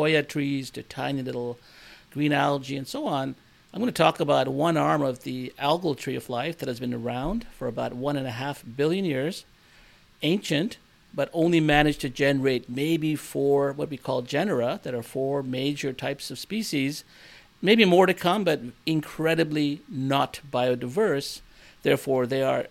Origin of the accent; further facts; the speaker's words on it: Nova Scotia, Canada; moved away; also born or lived in India / Burnaby, British Columbia, Canada; born in India, but I grew up in Nova Scotia, Canada